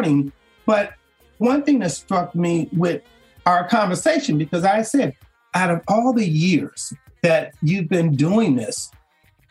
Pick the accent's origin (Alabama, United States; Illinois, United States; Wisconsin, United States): Illinois, United States; Chicago; I'm originally from Chicago